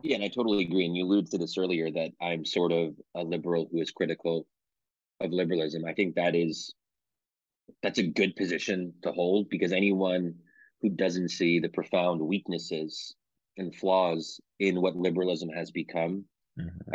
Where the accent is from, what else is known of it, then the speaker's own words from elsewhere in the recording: Pennsylvania, United States; I'm born and raised in Pennsylvania